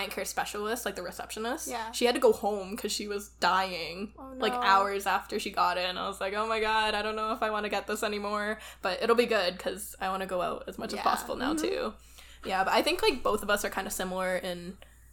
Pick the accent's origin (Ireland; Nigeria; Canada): Canada; Calgary, Alberta; we're from Calgary